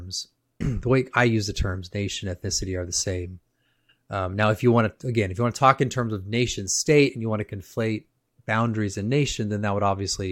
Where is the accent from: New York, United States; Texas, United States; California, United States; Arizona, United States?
California, United States; I grew up in California